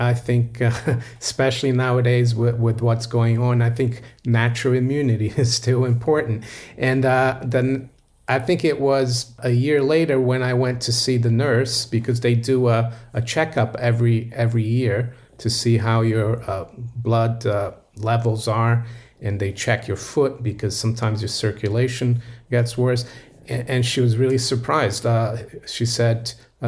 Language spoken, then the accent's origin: English; Rio de Janeiro, Brazil; moved away as an adult; also born or lived in Florida / Geneva, Switzerland; now in London, United Kingdom; Yes, I was born in Brazil and I grew up in Brazil, in Rio